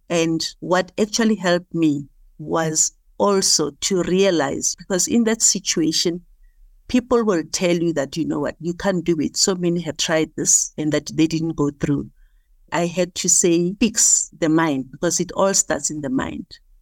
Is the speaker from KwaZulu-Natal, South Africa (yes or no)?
no; Soweto, Gauteng, South Africa; I was born and bred in Soweto in Dobsenville